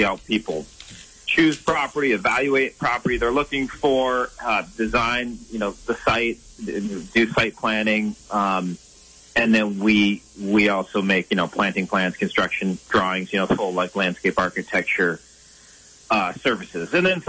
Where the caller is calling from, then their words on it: Vermont, United States; I'm here right in pretty much central Vermont, middle of Vermont, Mad River Valley, and it's certainly a lot more wintry than it sounds like it's been down for you guys lately.